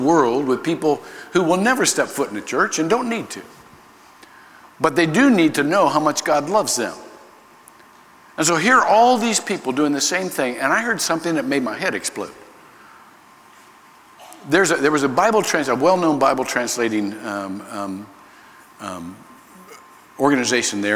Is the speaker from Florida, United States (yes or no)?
no; Ohio, United States; moved away; I was born in Ohio